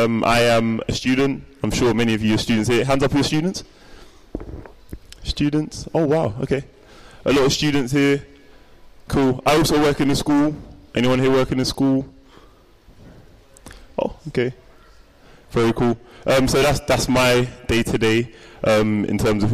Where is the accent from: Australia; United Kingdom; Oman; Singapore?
United Kingdom; London; born or raised there